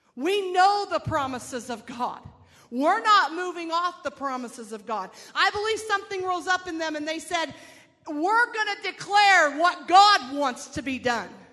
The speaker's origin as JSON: {"language": "English", "town": "Phoenix", "region": "Arizona", "country": "United States", "said": "I'm from Phoenix"}